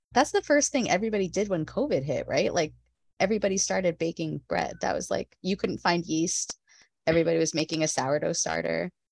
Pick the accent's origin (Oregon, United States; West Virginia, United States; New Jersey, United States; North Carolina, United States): New Jersey, United States; I grew up in New Jersey.